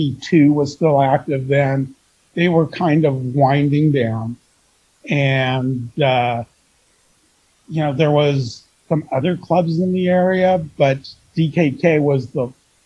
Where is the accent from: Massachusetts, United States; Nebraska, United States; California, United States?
California, United States; Tustin; also born or lived in New York City; I grew up in Tustin, which is a little bit north of me, but still in Orange County.